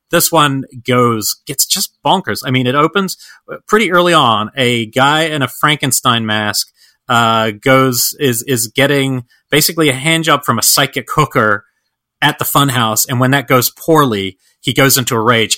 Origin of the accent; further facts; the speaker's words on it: Georgia, United States; as a Georgian